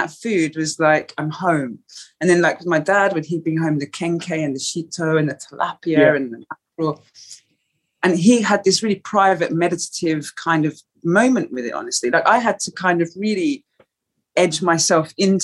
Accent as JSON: {"language": "English", "region": "London", "country": "United Kingdom", "tie": "born or raised there", "said": "growing up in Woolwich in that period of history"}